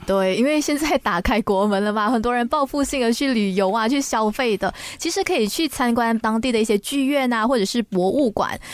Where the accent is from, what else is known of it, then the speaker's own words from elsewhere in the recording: Malaysia; 作为一个马来西亚人